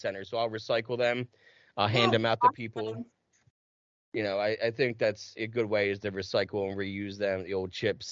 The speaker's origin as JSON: {"language": "English", "region": "New Jersey", "country": "United States", "tie": "born or raised there", "also_born_or_lived": "Plymouth, Massachusetts / Carver, Massachusetts / Middleborough, Massachusetts / Los Angeles", "moved": "yes", "said": "I grew up in Jersey where it's super confusing too"}